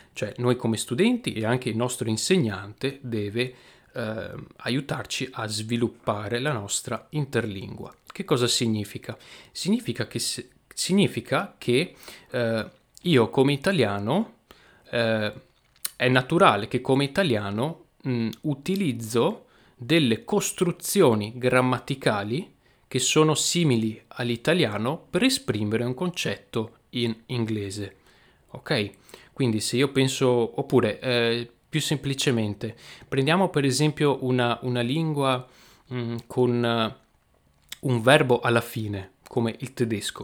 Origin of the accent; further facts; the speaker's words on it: Veneto, Italy; accent: Venetian dialect; nel mio dialetto, che è il dialetto veneto